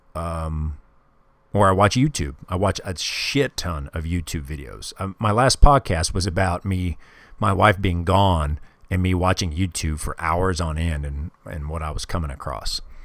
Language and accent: English; Kansas City, Missouri, United States; I grew up in Kansas City when I was, uh, when I was a kid.